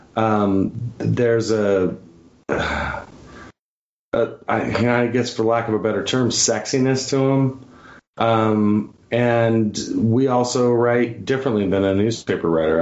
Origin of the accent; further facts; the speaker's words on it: Bountiful, Utah, United States; also born or lived in Pocatello, Idaho / Idaho Falls, Idaho; I moved to the great state of Utah when I was in the fifth grade